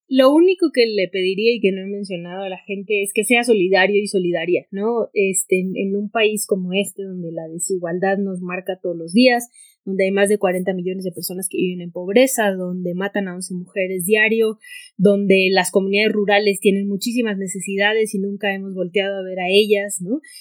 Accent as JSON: {"language": "Spanish", "town": "Hermosillo", "region": "Sonora", "country": "Mexico", "said": "yo soy de Hermosillo Sonora"}